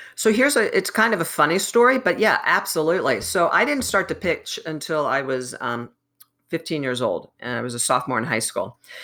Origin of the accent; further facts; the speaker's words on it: New Jersey, United States; I grew up in New Jersey